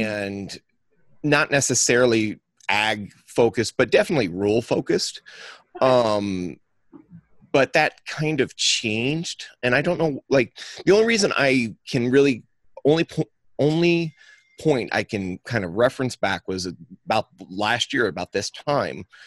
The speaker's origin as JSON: {"language": "English", "area": "the Northern Ozarks", "region": "South Central Missouri", "country": "United States", "said": "I am from South Central Missouri, the Ozark. I'm from the Northern Ozarks"}